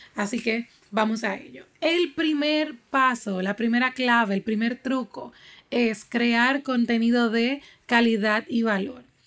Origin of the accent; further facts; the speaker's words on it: Dominican Republic; aquí en mi país, República Dominicana